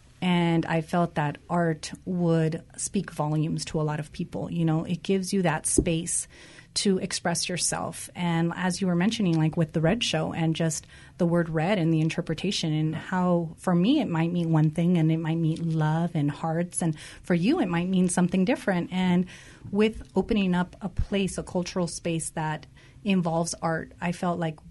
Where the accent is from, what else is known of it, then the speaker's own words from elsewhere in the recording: Whittier, California, United States; I grew up in Whittier myself, too, and I went to school in Whittier City School District